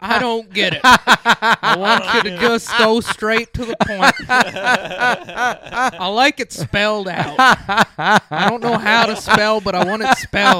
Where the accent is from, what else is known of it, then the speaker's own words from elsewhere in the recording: Montana, United States; moved away; We're both from Montana.